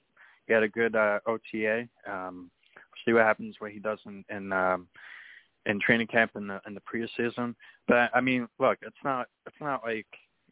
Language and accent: English; Long Island, New York, United States; I'm from Lone Island.